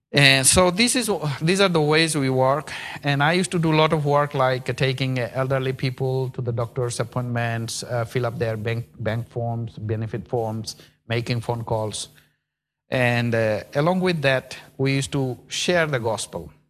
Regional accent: India; now in Birmingham, United Kingdom; I'm from India

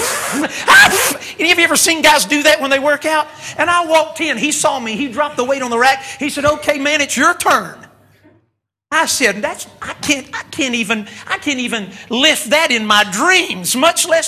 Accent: North Carolina, United States; moved away; I'm from North Carolina

